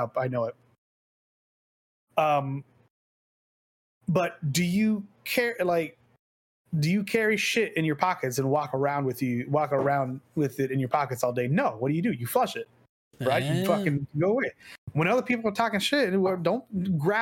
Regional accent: Texas, United States; also born or lived in Wisconsin; as a Texan

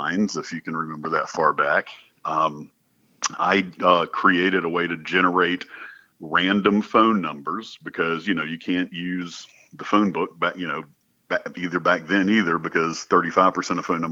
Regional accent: North Carolina, United States; I grew up in North Carolina

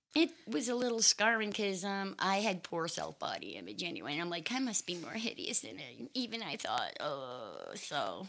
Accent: Maine, United States; also born or lived in Boston, Massachusetts; I'm from a little teeny tiny town in Maine. I was born in uh, just outside Boston, Massachusetts in 1963. But when I was three years old, um, we moved to the middle of nowhere, the middle of the woods

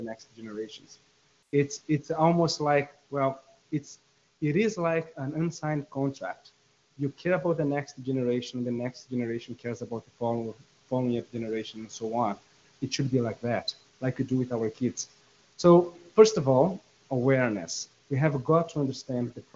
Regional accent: Brazil; I'm from Brazil

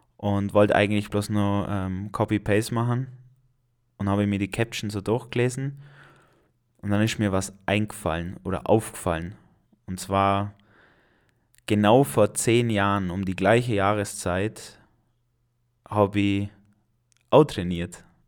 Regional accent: Allgäu, Germany; hier bei uns im Allgäu

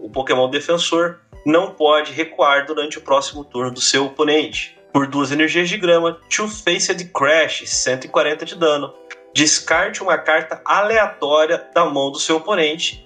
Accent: Brazil; A gente é brasileiro

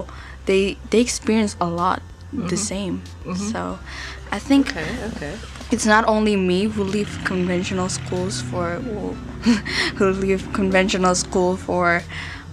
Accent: Jakarta, Indonesia; I come from Jakarta

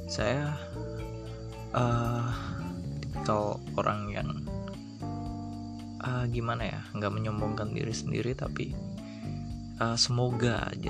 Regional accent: Batang, Central Java, Indonesia; born there; saya lahir di Batang Batang itu di Jawa Tengah bagian utara di Pantura Jalan Pantura tepatnya di timurnya Pekalongan

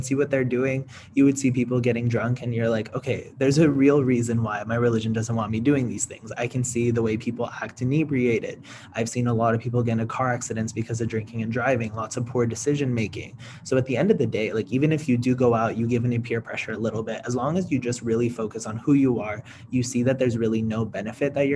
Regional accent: California, United States; I'm from California

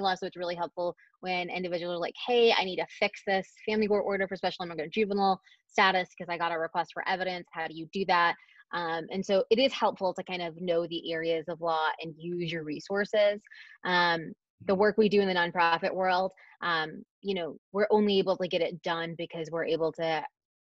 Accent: Dallas, Texas, United States; moved away as an adult; I'm from the Dallas area, I left for a very long time

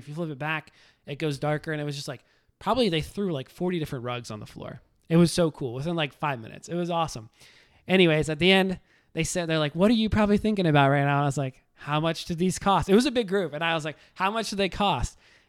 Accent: the South, United States; I mean, I'm just an American, live in the South.

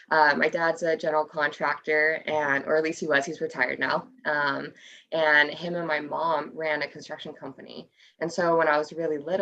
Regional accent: Ventura County, Southern California, United States; I grew up in Ventura County. So that's Southern California

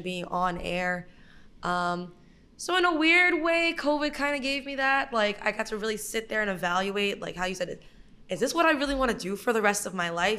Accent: Brooklyn, New York, United States; I am from Brooklyn, born and raised

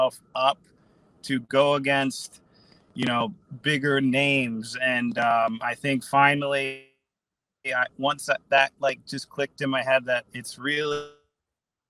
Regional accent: Guaynabo, Puerto Rico; moved away; I was born in Puerto Rico, Guaynabo, Puerto Rico

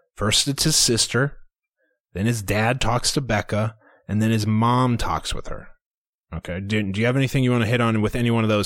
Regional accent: Iowa, United States; we're from Iowa

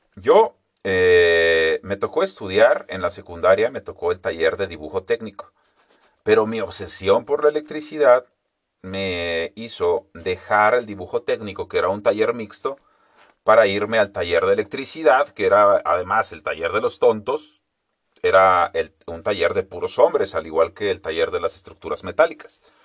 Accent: Mexico; Nosotros también deberíamos de llamarnos entonces los estadounidenses mexicanos

